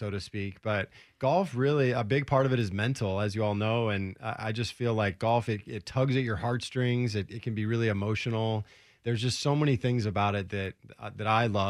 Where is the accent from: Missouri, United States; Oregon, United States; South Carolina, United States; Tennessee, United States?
Oregon, United States; Portland; moved away as an adult; also born or lived in Orlando; I grew up in Southeast Portland